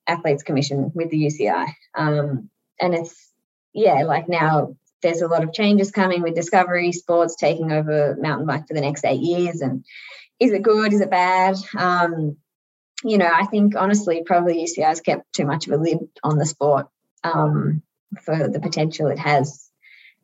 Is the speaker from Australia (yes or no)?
yes; Australia; as an Aussie